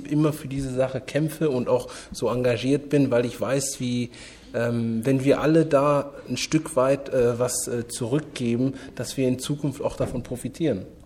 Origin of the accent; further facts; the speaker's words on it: Bonn, North Rhine-Westphalia, Germany; Ich, meine, ich bin äh, in Bonn groß geworden. Mein erster Verein, nur um es kurz zu erwähnen, war der marokkanische Sportverein Bonn.